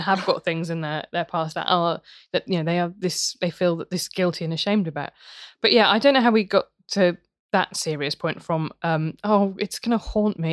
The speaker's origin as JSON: {"language": "English", "town": "Worcester", "region": "West Midlands", "country": "United Kingdom", "tie": "born or raised there", "said": "where I grew up in Worcester"}